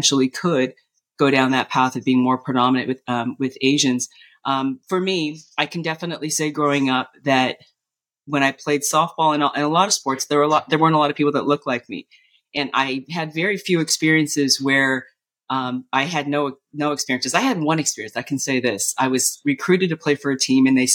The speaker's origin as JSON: {"language": "English", "region": "Southern California", "country": "United States", "tie": "born or raised there", "said": "I was born and raised here in Southern California"}